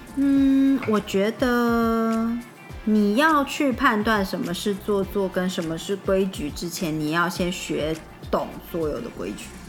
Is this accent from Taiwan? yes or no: yes; Taiwan; 那在台湾的话，我们有各种口味的腌制梅子